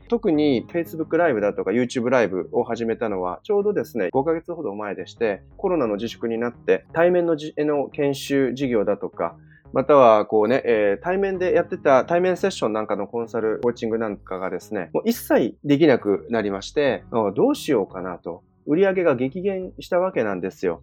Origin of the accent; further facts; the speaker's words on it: Tottori, Japan; ふるさとの鳥取県鳥取市は20万人もいない都市